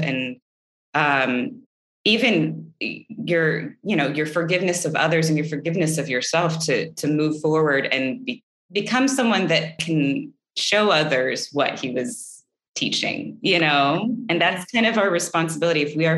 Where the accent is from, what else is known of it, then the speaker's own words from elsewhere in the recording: the Bible Belt, United States; also born or lived in Oklahoma; I grew up in the Bible Belt, and I was raised Catholic